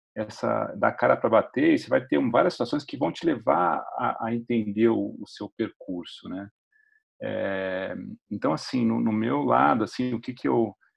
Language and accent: Portuguese; São Paulo, Brazil; moved away as an adult; also born or lived in United States / San Francisco / Uberlândia; sou paulistano. Eu moro em São Paulo hoje, mas assim, eu morei 13 anos no, nos Estados Unidos